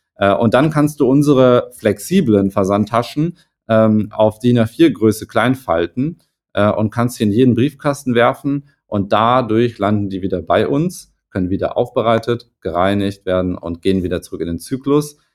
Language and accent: German; Hamburg, Germany; komme ich aus Hamburg